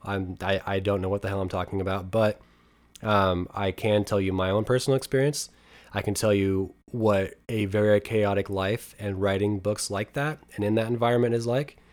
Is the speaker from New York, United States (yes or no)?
no; near Helix, Oregon, United States; my hometown